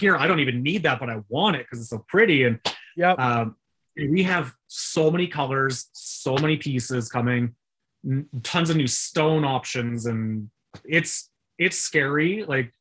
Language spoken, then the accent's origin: English; Canada; because we're Canadian, so .ca.